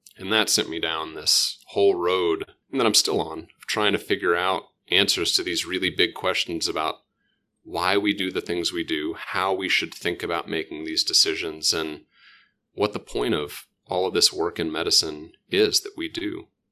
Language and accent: English; Oklahoma, United States; moved away as an adult; I still say I'm from Oklahoma